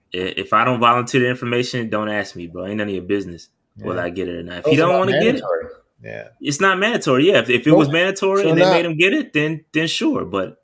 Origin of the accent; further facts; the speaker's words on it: Fayetteville, United States; shout out to Fayetteville, that's my hometown.